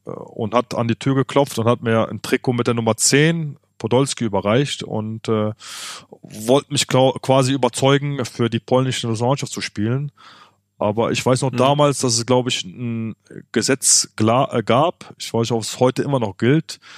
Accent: Germany; Äh, ich bin in Deutschland groß geworden. Deutschland hat mir viel gegeben.

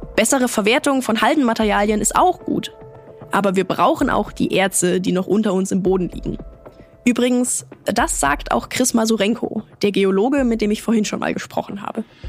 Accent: Germany; Bei uns in Deutschland

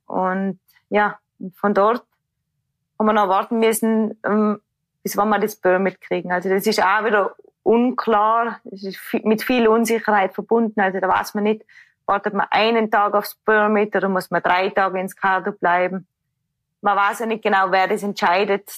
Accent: Tyrol, Austria; ich bin aus dem Tirol

